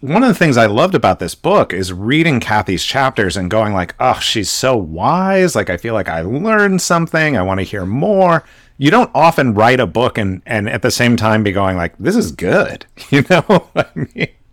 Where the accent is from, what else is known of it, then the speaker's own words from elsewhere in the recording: West Coast, United States; So I live on the West Coast. I grew up on the West Coast.